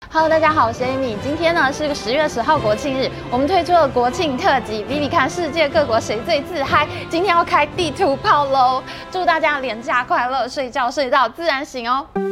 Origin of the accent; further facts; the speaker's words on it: Taiwan; 我们台湾人